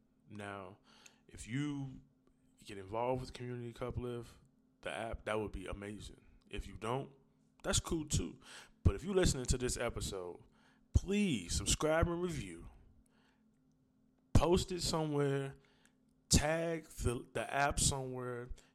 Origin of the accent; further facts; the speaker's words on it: Wisconsin, United States; now in Los Angeles, United States; I'm in L.A., but I'm from Wisconsin, so I want to make sure that we get this set up.